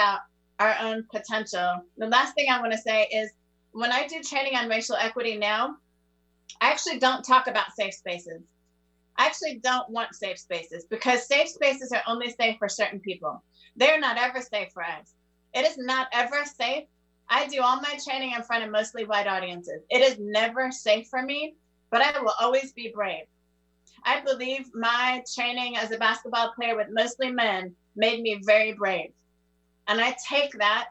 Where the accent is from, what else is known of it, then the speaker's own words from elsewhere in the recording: Netherlands; moved away as an adult; now in United States; I was raised in the Netherlands